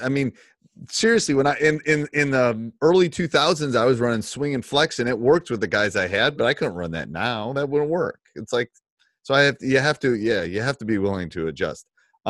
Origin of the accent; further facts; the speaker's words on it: Wisconsin, United States; I'm also from Wisconsin